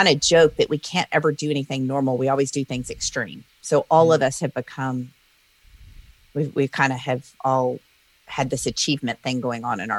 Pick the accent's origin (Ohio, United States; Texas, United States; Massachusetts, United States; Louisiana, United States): Louisiana, United States; moved away; also born or lived in Oklahoma City; I grew up in the South in Louisiana